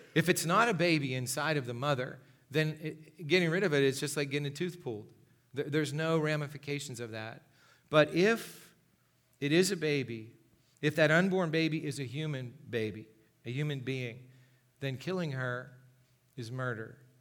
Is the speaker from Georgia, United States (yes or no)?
no; Gipsy, Pennsylvania, United States; I grew up in Gypsy, Pennsylvania.